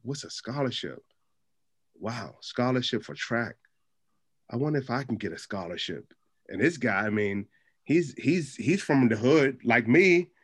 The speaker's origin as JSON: {"language": "English", "town": "Capitol Heights", "region": "Maryland", "country": "United States", "tie": "born or raised there", "said": "growing up in Capitol Heights"}